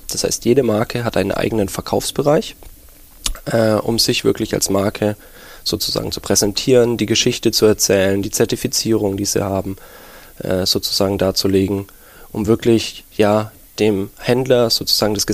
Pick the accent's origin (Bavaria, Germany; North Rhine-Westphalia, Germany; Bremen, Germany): Bavaria, Germany; Nuremberg; now in Berlin, Germany; Ja, ich bin Nürnberger und ja, aber Berlin, die Hauptstadt, hatte man einen großen Reiz ausgemacht für mich